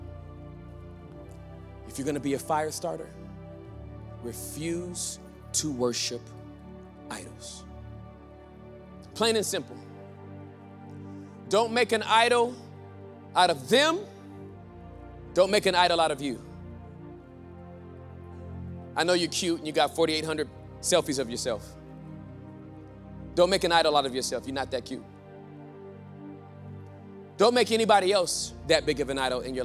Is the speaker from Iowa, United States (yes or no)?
no; Inglewood, California, United States; now in Texas, United States; I grew up in Inglewood, California.